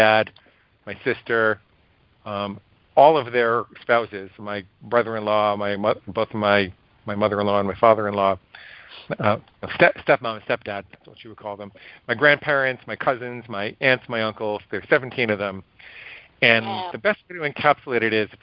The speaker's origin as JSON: {"language": "English", "town": "Great Neck", "region": "New York", "country": "United States", "tie": "born or raised there", "also_born_or_lived": "Stony Brook, New York / Syosset, New York", "said": "I grew up in Great Neck."}